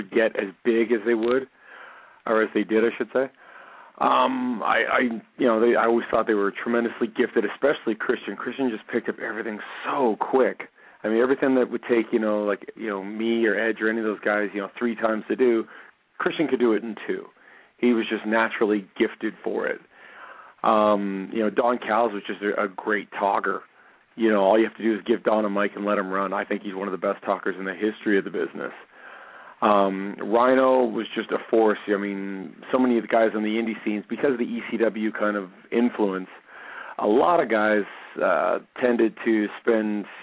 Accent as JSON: {"language": "English", "country": "Canada", "said": "I'm a Canadian"}